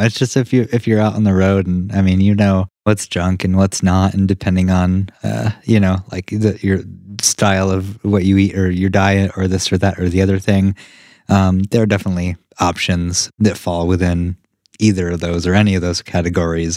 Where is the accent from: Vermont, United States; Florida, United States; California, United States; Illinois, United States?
Vermont, United States; we're from Vermont